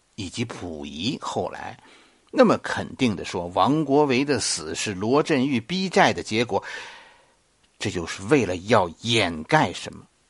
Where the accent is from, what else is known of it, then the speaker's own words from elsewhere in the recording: Beijing, China; 作为一个北京人